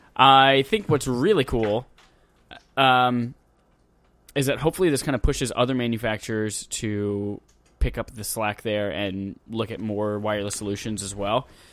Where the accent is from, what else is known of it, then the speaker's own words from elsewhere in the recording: Wales, United Kingdom; I'm Welsh.